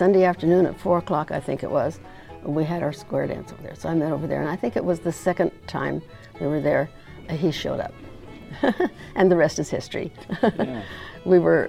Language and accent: English; New Mexico, United States; also born or lived in Northern California; now in Loma Linda, United States; I was born in New Mexico in 1930, in the beginning of the Great Depression. My parents were relatively poor